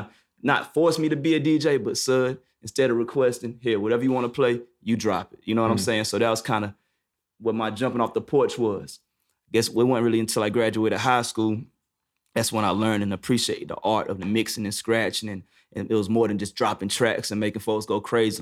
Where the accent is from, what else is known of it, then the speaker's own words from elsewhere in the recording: High Point, North Carolina, United States; also born or lived in Greensboro, North Carolina; Where I'm from, I'm from High Point, but I went to school to uh, North Carolina A and T, and that's in Greensboro.